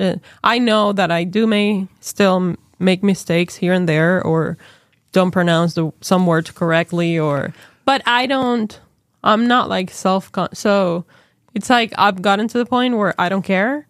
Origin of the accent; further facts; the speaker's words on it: Venezuela; English is a second language; now in United States; my home country